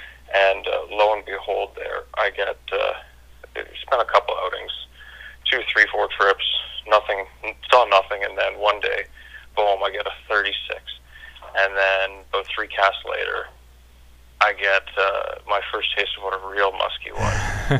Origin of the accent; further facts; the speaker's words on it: Ottawa, Ontario, Canada; I'm from Ottawa, Canada there. 22.